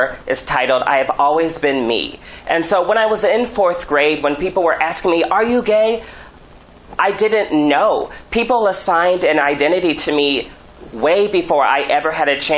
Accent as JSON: {"language": "English", "town": "Omaha", "region": "Nebraska", "country": "United States", "tie": "born or raised there", "said": "Being genderqueer, especially growing up in Nebraska, growing up in a rural environment"}